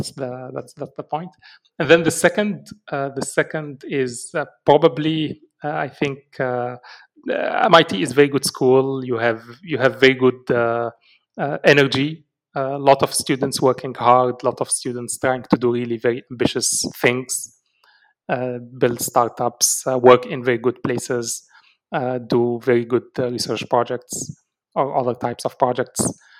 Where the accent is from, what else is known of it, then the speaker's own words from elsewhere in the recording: Algeria; Algeria is definitely my home country.